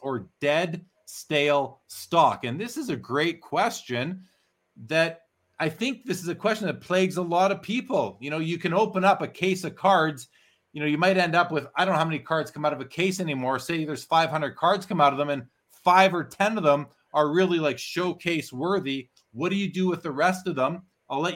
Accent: Canada; a Canadian who's been setting up that show for 17 years now

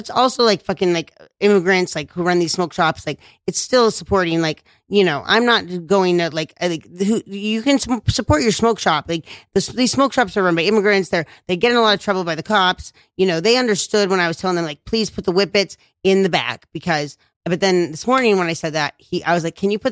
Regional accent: New York City, New York, United States; I was raised in Bushwick, and this was the mean streets

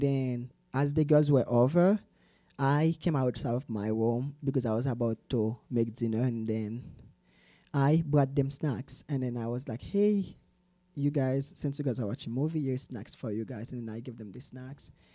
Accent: Salt Lake City, Utah, United States; also born or lived in Haiti; now in Provo, United States; I was born in the beautiful Caribbean, Haiti. Mm. And I grew up here in Salt Lake City, Utah.

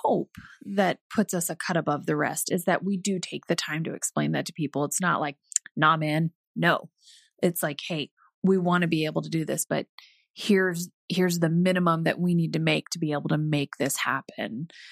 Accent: Alaska, United States; I grew up in Alaska

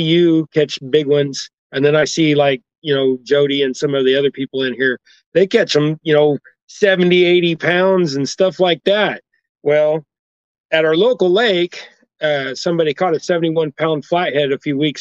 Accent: Kansas, United States; The middle of Kansas, bottom end

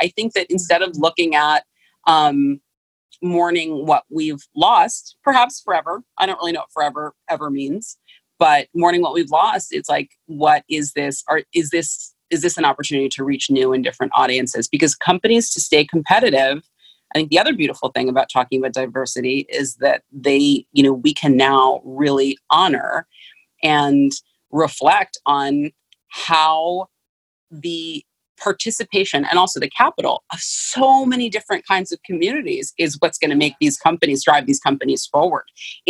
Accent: San Francisco, California, United States; I'm from San Francisco, so obviously the Gap was huge then.

